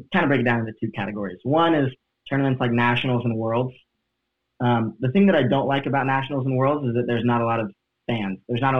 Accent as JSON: {"language": "English", "region": "Oklahoma", "country": "United States", "tie": "born or raised there", "moved": "yes", "lives_now": "Central Florida, United States", "said": "We grew up in Oklahoma, which is smack dab in the middle of the country."}